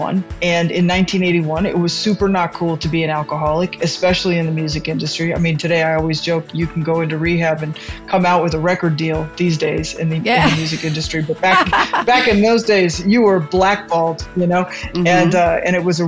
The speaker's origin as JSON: {"language": "English", "region": "California", "country": "United States", "tie": "born or raised there", "said": "I am born and raised in California"}